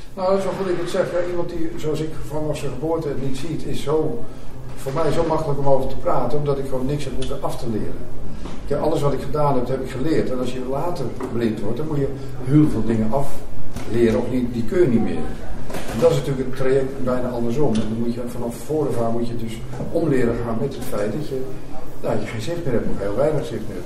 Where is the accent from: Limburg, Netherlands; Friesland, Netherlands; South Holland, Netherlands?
South Holland, Netherlands; Pijnakker; moved away; also born or lived in Het Gooi / Amsterdam; Ik ben geboren in Pijnakker, ook in Zuid-Holland. En uh, verhuisd ooit naar het Gooi.